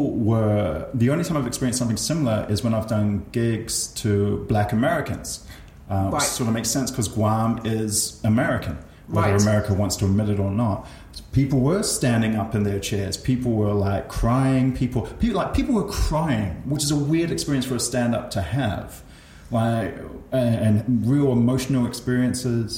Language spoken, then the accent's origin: English; New Zealand; I was born in New Zealand